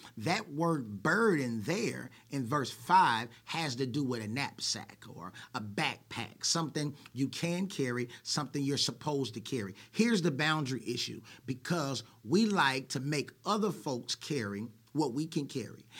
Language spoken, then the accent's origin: English; Oakland, California, United States; I was born in Oakland, California, to Herbert and Cheryl